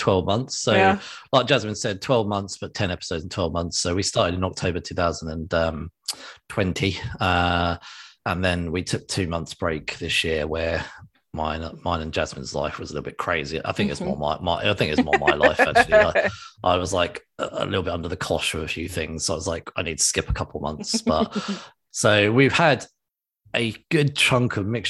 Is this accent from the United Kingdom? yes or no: yes; England, United Kingdom; I'm English